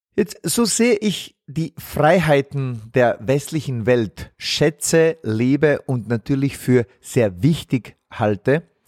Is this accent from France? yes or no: no; Zenica, Federation of Bosnia and Herzegovina, Bosnia & Herzegovina; moved away; in meiner Heimatstadt Senica, wo ich aufgewachsen bin